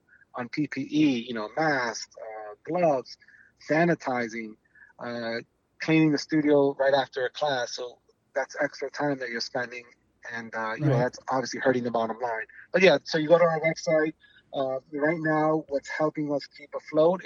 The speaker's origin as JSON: {"language": "English", "region": "New York", "country": "United States", "moved": "yes", "said": "I'm from New York"}